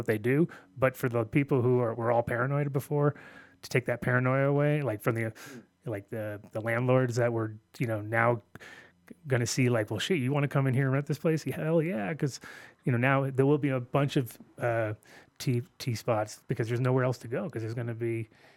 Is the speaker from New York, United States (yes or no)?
yes; New York City, New York, United States; also born or lived in Amsterdam, Netherlands; now in Denver, United States; I grew up in Queens